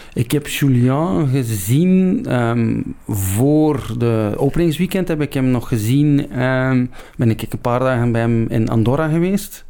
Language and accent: Dutch; Ostend, Flanders, Belgium; also born or lived in Hoboken; Ik ben een, in feite een West-Vlaming. Ik ben in Oostende geboren.